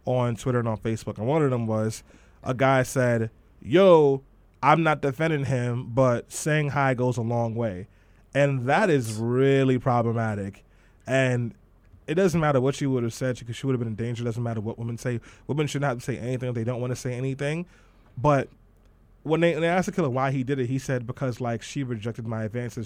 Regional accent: New York City, New York, United States; growing up in East New York, Brooklyn, and living next door to a doctor, and growing up in Brownsville

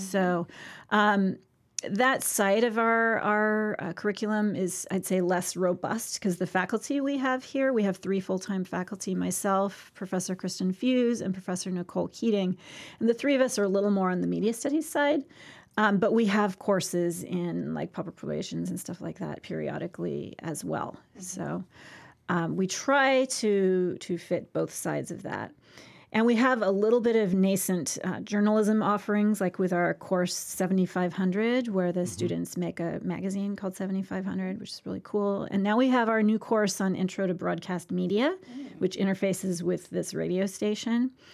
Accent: Santa Barbara, California, United States; In Santa Barbara

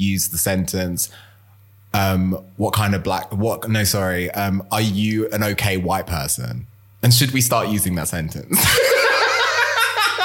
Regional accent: London, United Kingdom; I'm a Londoner because I was born and bred in London, and that my parents are from Ghana

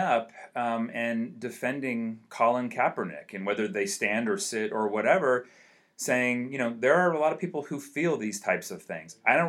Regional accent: San Francisco, California, United States; I'm from San Francisco

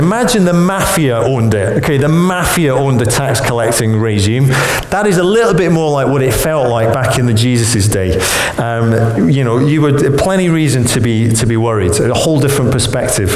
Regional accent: Scotland, United Kingdom; now in Birmingham, United Kingdom; as a Scot

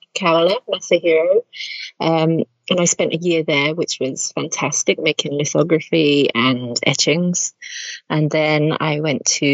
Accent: the Midlands, England, United Kingdom; moved away as an adult; I grew up in the Midlands in England

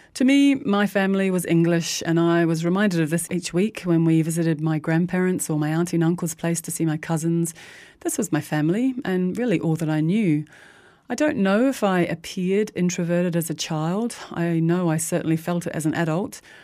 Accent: New Zealand; I grew up in New Zealand in the early seventies with divorcing parents

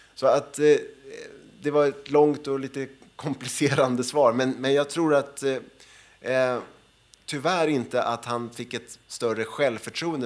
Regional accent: Sweden; som svensk eh, och som, eh, jag är född 1970

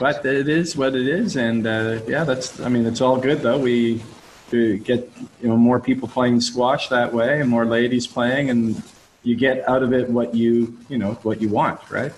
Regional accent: Halifax, Nova Scotia, Canada; my hometown a little bit uh, of Halifax

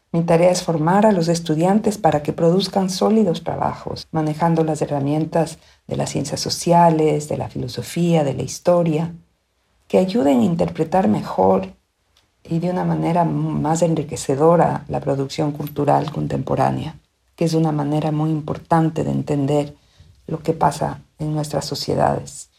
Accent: Quito, Pichincha, Ecuador; moved away as an adult; also born or lived in United States; now in Austin, United States; soy quiteña, vivo en los Estados Unidos donde vine a estudiar una maestría por un año y ya llevo 30

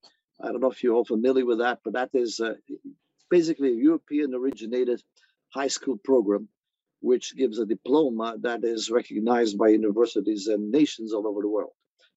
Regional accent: Ponta Delgada, Azores, Portugal; now in California, United States; I'm originally from the Azores, from San Miguel, from Ponta Delgada, immigrated here a long time ago. I've been in California for over 52 years.

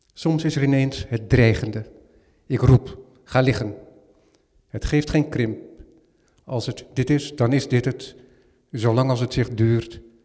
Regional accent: Netherlands; helemaal als Nederlander

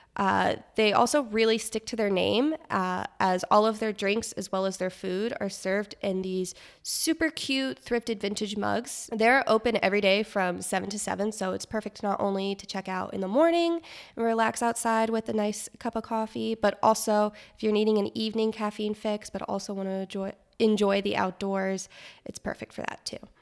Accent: Florida, United States; moved away; I am from Florida

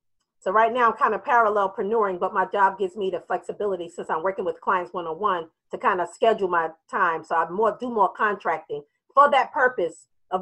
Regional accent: New York, United States; now in Richmond, United States; I'm from New York, but I moved down to Richmond, Virginia.

